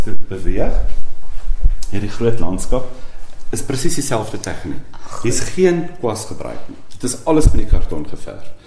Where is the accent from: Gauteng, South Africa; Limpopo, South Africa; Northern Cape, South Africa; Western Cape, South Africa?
Gauteng, South Africa; Vanderbijlpark; Ek kom van van 'n bylpark af, so 'n uur se ry van Johannesburg af by die Vaalrivier. Ek het daar skool gegaan en gematrikuleer by die Hoërskool Transvaalia